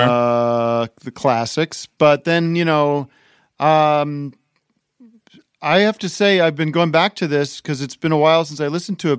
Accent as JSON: {"language": "English", "town": "Allentown", "region": "Pennsylvania", "country": "United States", "tie": "born or raised there", "moved": "yes", "said": "I grew up in Allentown, Pennsylvania"}